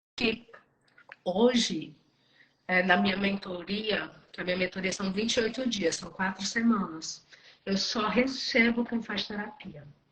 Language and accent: Portuguese; Cruz, Ceará, Brazil; moved away as an adult; eu estou morando em Cruz, que é a minha cidade natal